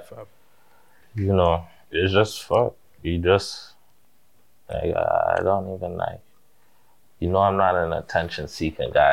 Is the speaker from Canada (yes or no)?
yes; Toronto, Ontario, Canada; growing up in Finch